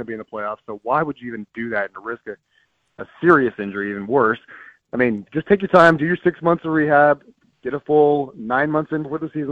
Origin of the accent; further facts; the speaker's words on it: Bay Area, Northern California, United States; moved away; I grew up in the Bay Area of Northern California.